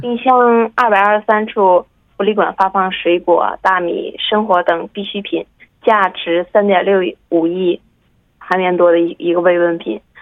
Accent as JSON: {"language": "Chinese", "country": "China", "moved": "yes", "lives_now": "Daejeon, South Korea", "said": "我们这边也有一些中国的商店嘛，那我中国人就可以去那里去买一些东西"}